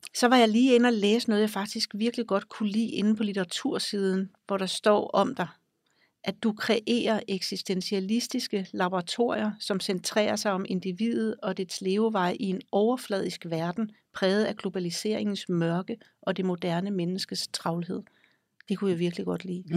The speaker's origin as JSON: {"language": "Danish", "country": "Denmark", "tie": "born or raised there", "also_born_or_lived": "Greenland"}